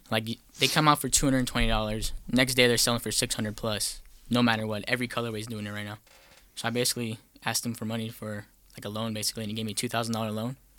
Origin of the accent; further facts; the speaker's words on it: El Paso, Texas, United States; moved away; from El Paso, Texas